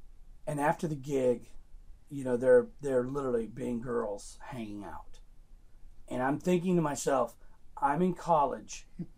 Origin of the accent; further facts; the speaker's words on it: Joplin, Missouri, United States; I grew up in Missouri, Joplin, Missouri, a little tiny town, 40,000 people in the corner of Kansas, Oklahoma, and Arkansas, the 4-state area.